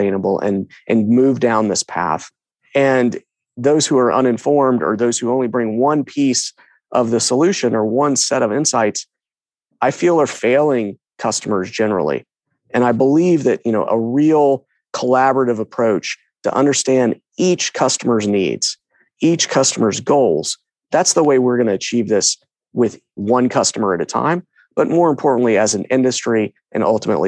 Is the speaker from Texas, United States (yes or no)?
yes; Katy, Texas, United States; moved away as an adult; also born or lived in Williamsburg, Virginia; I was born and raised in Houston, or a little town west. Well, it was little town called Katy, west of Houston